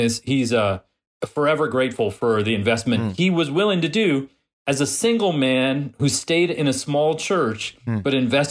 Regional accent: New York, United States; I mean, I grew up in New York, where the Italian restaurant we went to, the Italian grandmother from Italy was the main cook.

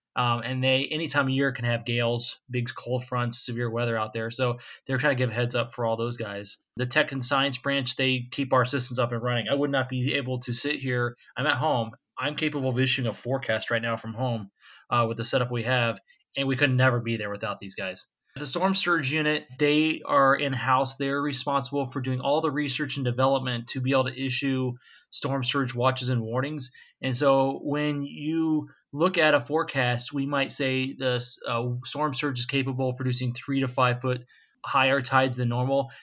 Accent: Florida, United States; moved away; also born or lived in Ohio; I got back to my home state. My wife's from Florida as well, so we're all back in our home state here

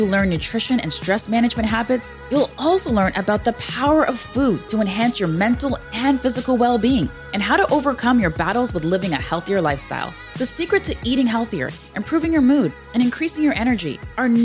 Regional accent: Toronto, Ontario, Canada; my hometown of Toronto

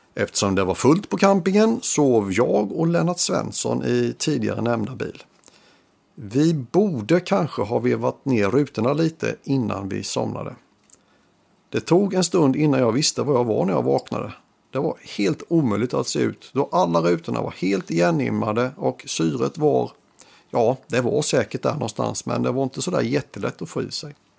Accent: Sweden; har en gång i tiden vuxit upp i Rustnäs

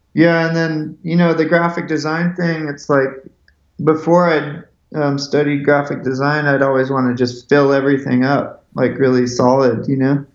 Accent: Seattle, Washington, United States; I grew up in Seattle, Washington

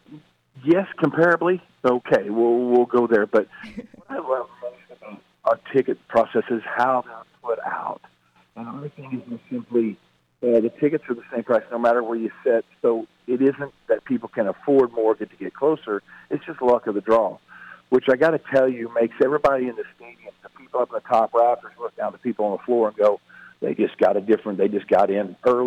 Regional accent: Oklahoma, United States; where I grew up in Oklahoma

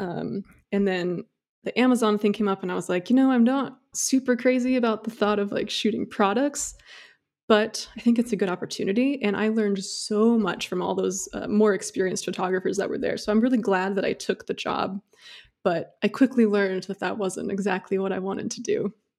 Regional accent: Indiana, United States; moved away; also born or lived in Seattle area; I am actually from Indiana

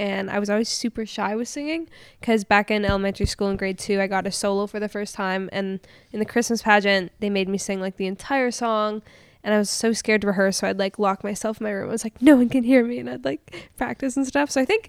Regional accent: Winnipeg, Manitoba, Canada; moved away as an adult; also born or lived in Los Angeles; I grew up in Winnipeg. I'm from Winnipeg. Technically, my license is still Winnipeg. I haven't officially moved, but COVID kind of brought me here. And then I've been in LA, so I'm kind of a nomad at this point in my life.

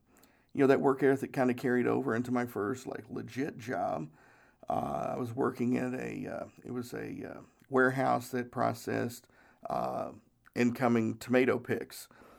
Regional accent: Tennessee, United States; We didn't have a lot of money. We grew up in Northeast Tennessee and just didn't have a whole lot of money.

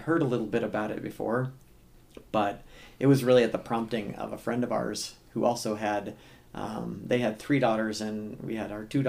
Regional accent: Iowa, United States; now in Phoenix, United States; I grew up in Iowa

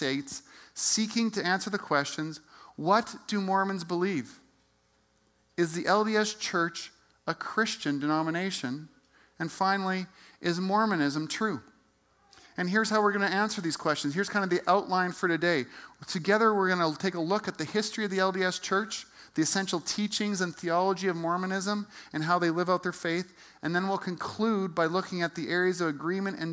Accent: Calgary, Alberta, Canada; I grew up in Calgary and went to Sir Henry Wisewood High School.

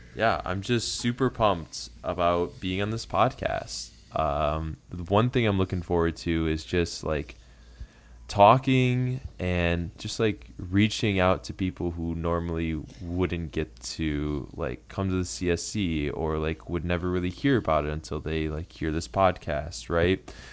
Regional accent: Flint, Michigan, United States; moved away as an adult; now in Maryland, United States; I'm originally from Flint, Michigan

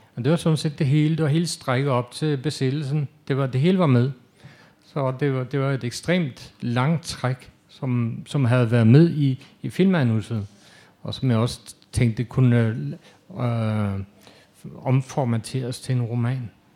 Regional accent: Denmark; also born or lived in Norway

